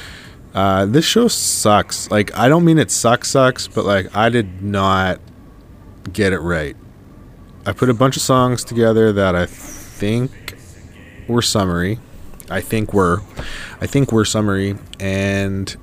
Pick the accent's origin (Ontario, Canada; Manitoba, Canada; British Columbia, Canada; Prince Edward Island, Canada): Manitoba, Canada; Winnipeg; Growing up in Winnipeg